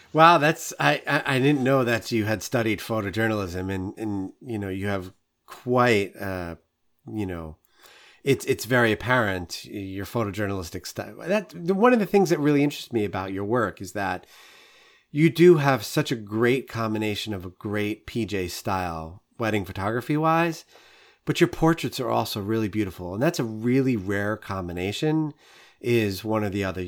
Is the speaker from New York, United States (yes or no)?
yes; New York City, New York, United States; I'm a born and bred New Yorker. Like, I grew up in Queens